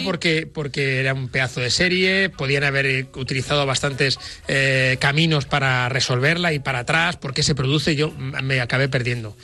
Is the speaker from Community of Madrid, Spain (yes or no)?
yes; Madrid, Community of Madrid, Spain; soy madrileño, vivo en Madrid